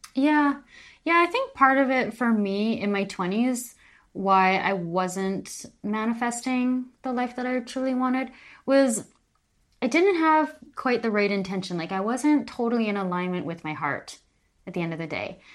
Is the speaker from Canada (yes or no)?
yes; Calgary, Alberta, Canada; moved away as an adult; also born or lived in Vancouver, Canada; now in Palma de Mallorca, Spain; I am from Calgary, Alberta, Canada.